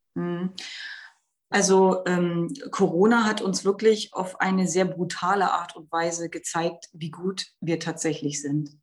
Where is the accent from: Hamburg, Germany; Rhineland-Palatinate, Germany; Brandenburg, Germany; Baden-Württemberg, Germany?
Brandenburg, Germany; bei uns in Brandenburg